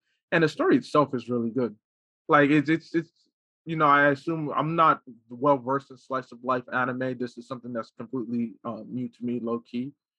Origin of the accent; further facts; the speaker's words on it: Newark, New Jersey, United States; I'm from Jersey.